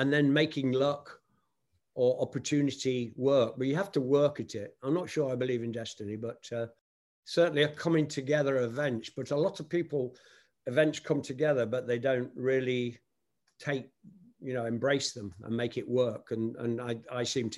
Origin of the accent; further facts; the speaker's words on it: Nottingham, East Midlands, United Kingdom; my hometown of Nottingham, England